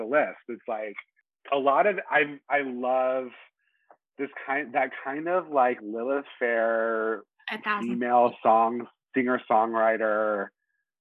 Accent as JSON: {"language": "English", "town": "Charlotte", "region": "North Carolina", "country": "United States", "tie": "born or raised there", "moved": "as an adult", "lives_now": "Brooklyn, New York, United States", "said": "I grew up in North Carolina"}